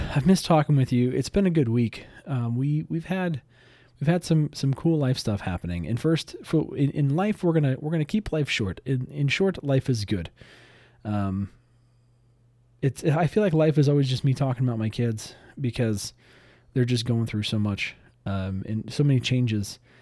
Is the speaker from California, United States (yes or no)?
yes; Southern California, United States; I grew up in Southern California.